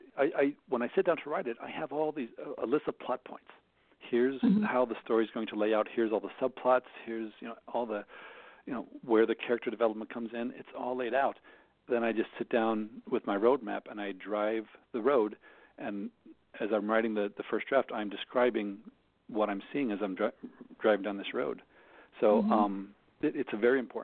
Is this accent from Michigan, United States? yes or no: no; Jefferson City, Missouri, United States; moved away as an adult; also born or lived in Minnesota; I grew up outside of Jefferson City